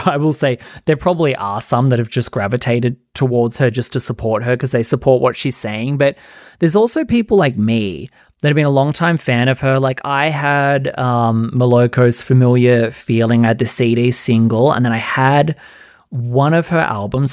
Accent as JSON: {"language": "English", "country": "Australia", "said": "I'm Australian."}